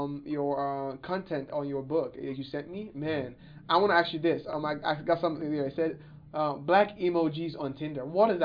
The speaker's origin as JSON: {"language": "English", "country": "Nigeria", "tie": "born or raised there", "moved": "yes", "lives_now": "Kansas City, United States", "said": "I'm from Nigeria. And I'm from the town, the town where I grew up in is like one of the poorest towns in my country."}